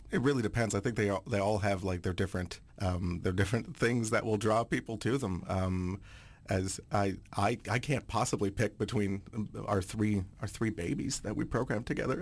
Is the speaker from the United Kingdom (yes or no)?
no; Aylmer, Quebec, Canada; first language French; English is a second language; moved away as an adult; also born or lived in Montreal; now in Vancouver, Canada; I grew up in Aylmer, which is, like, right on the Gatineau side